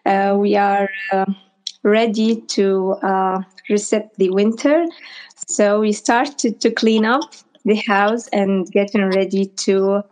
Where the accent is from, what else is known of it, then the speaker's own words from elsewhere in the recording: Iraq; also born or lived in Baghdad; I'm from Iraq.